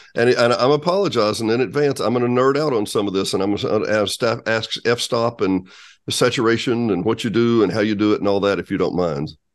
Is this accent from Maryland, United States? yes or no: no; Benton, Arkansas, United States; also born or lived in Bryant, Arkansas; having always grown up in Arkansas myself, I grew up in Benton Bryant.